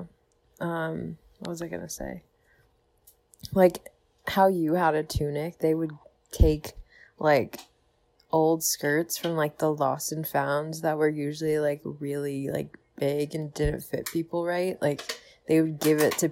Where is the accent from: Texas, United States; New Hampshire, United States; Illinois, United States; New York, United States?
New York, United States; New York City; I'm from New York City